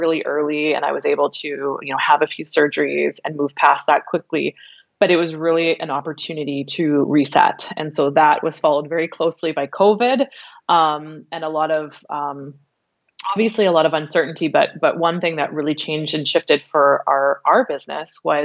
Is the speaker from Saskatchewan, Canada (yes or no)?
yes; Regina, Saskatchewan, Canada; moved away as an adult; now in Vancouver Island, Canada; I was born and raised in Regina